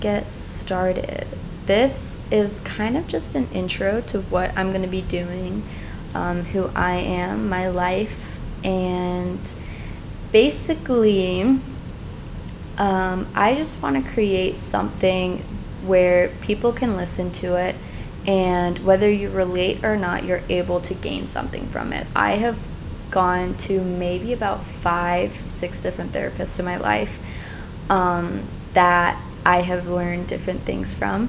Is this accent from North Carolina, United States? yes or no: no; Chicago, Illinois, United States; I was born and raised in Chicago